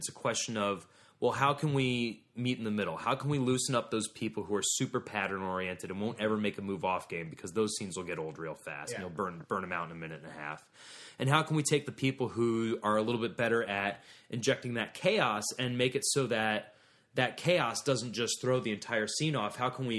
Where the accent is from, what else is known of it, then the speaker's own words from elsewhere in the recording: Ohio, United States; I'm from Ohio.